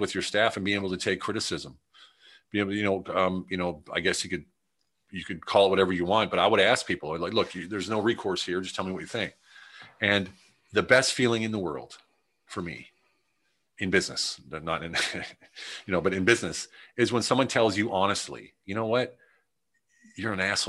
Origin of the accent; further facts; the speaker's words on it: United States; I'm the American